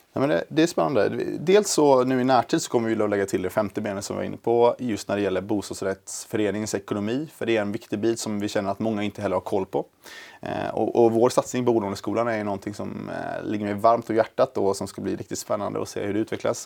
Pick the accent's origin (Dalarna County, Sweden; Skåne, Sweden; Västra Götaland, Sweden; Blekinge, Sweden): Västra Götaland, Sweden; Gothenburg; moved away as an adult; now in Stockholm, Sweden; jag är från början från eh, Göteborg